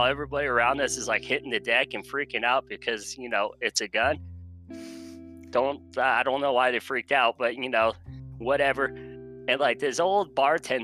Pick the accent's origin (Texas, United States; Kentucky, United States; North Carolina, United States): Texas, United States; now in Colorado, United States; I'm from Texas, but I'm now currently living in Colorado